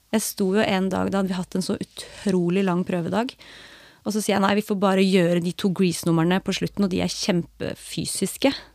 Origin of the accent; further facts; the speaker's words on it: Skien, Telemark, Norway; her hjemme i Skien